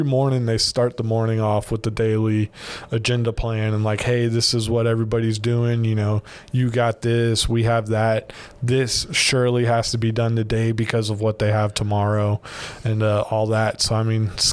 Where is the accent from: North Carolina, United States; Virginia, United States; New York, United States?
Virginia, United States; moved away as an adult; now in Baton Rouge, United States; I'm originally from Virginia